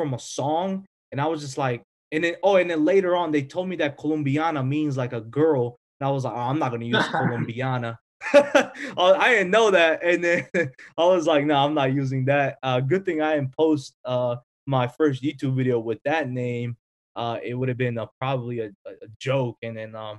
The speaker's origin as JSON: {"language": "English", "country": "North Macedonia", "moved": "yes", "said": "I'm obviously from Europe, Macedonia"}